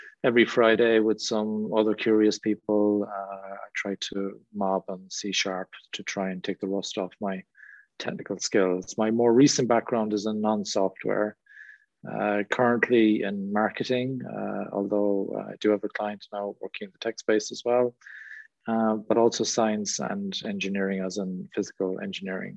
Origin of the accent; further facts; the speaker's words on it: Ireland; accent: Irish; now in England; As you can probably tell from my accent, I'm from Ireland. I live in England.